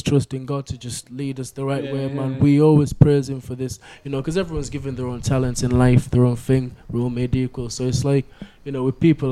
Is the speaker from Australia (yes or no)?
no; Kenya; moved away; I come from Kenya myself